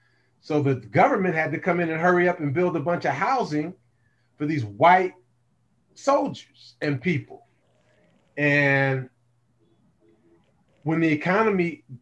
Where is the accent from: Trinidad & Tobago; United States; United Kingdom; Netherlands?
United States; San Francisco, California; also born or lived in Oakland; I was born and raised in San Francisco. It was 18% black when I was growing up.